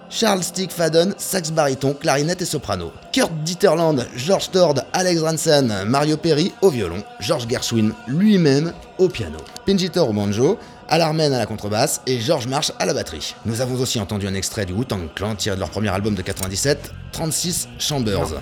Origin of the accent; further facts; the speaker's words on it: France; je suis français